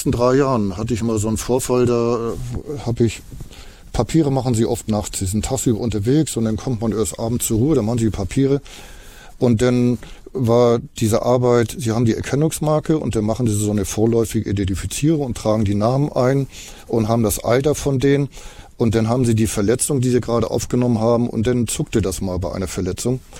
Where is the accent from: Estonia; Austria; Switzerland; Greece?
Estonia; German is a second language; Und so ein Kind in Estland macht den Atlas auf, dann hat das hier mal Isama, also mein Heimatland.